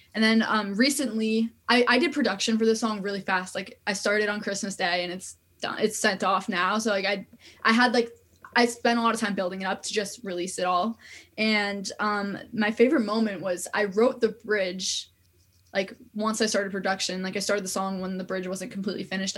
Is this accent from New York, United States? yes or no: yes; New York area, United States; I'm from New York area